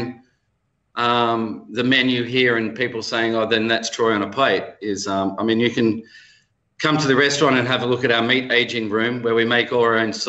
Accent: Melbourne, Victoria, Australia; I'm from Melbourne, but I have a Swiss background, a Yugoslav background

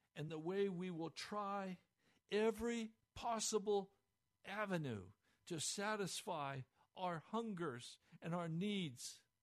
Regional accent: United States; We, as American Christians, and I include myself here

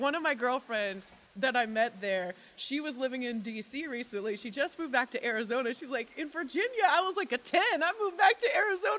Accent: Vancouver, British Columbia, Canada; Vancouver, yes.

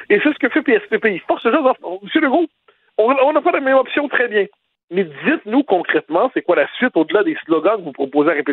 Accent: Quebec, Canada

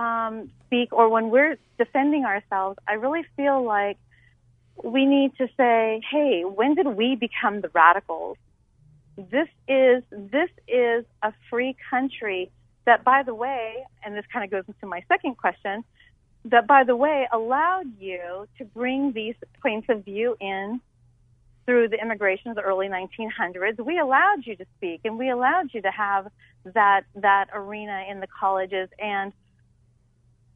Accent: Hawaii, United States; also born or lived in California; now in Arizona, United States; I'm from Hawaii originally. Mm-hmm. I'm from Hawaii.

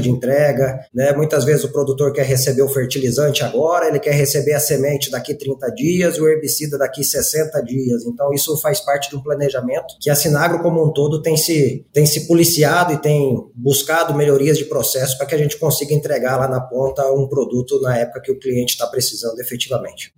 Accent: Campo Grande, Mato Grosso do Sul, Brazil; sou campo-grandense de nascimento

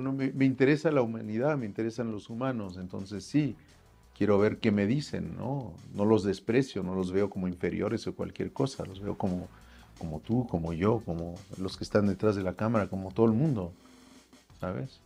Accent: Paris, Île-de-France, France; moved away as an adult; now in Mexico; nací yo en París

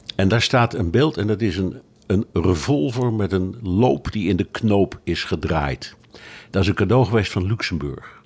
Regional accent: Netherlands; ik blijf een Hollander

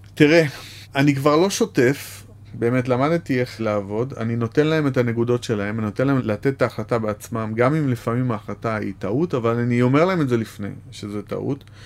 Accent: Bat Yam, Tel Aviv District, Israel; also born or lived in Jaffa; נולדתי ביפו, גדלתי בבת ים

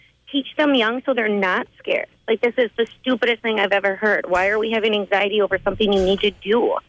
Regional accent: Michigan, United States; moved away; I am 40. I have two kids. I grew up in Michigan.

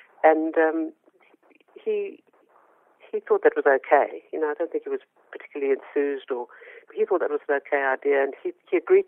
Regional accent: South Africa; moved away as an adult; now in Australia; I immigrated to Australia from South Africa

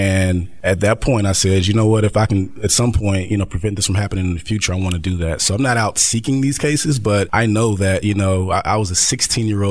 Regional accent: Dayton, Ohio, United States; I'm from Dayton, Ohio

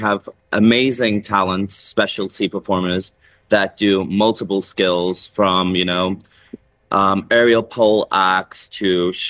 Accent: Liverpool, North West England, United Kingdom; moved away as an adult; now in Dubai, United Arab Emirates; Well, I am from England, from Liverpool.

